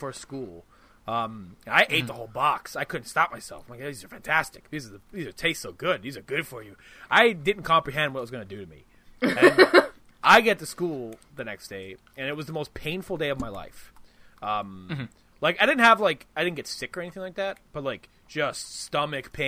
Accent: United States; I'm an American

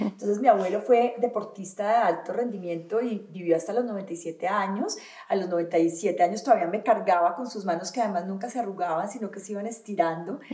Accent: Valle del Cauca, Colombia; also born or lived in Antioquia (paisa); Yo me crié en el Valle del Cauca, yo soy paisa, pero me fui

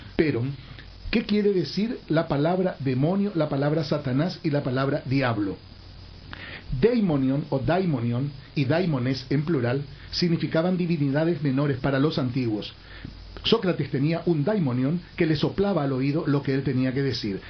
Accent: Paraguay; Como ciudadano paraguayo

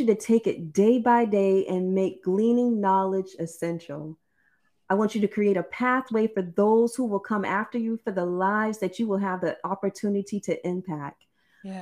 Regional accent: South Carolina, United States; growing up in South Carolina, we used to have to do this thing called Easter speeches

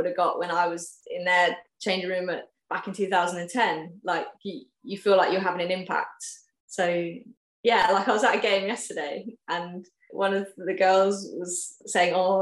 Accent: West Country, South West England, United Kingdom; moved away as an adult; I'm from the West Country. It's somewhere I'm really passionate about the cricket because I obviously grew up playing there

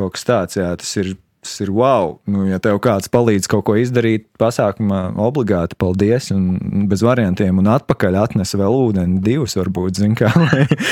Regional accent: Jūrmala, Latvia; kā jūrmalnieks

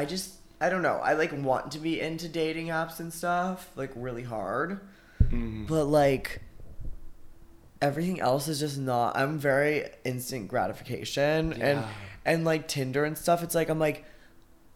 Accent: Arizona, United States; I was like 18 from Arizona

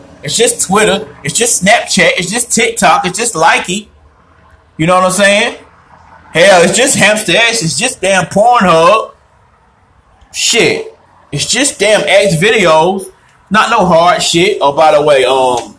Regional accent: Winston-Salem, North Carolina, United States; moved away as an adult; I'm from Winston-Salem, North Carolina, Forsyth County

